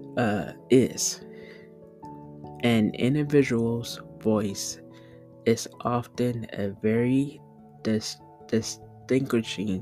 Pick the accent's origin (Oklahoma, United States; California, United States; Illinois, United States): California, United States; the South; also born or lived in Southern United States; Born and raised out of California, but I was raised around the South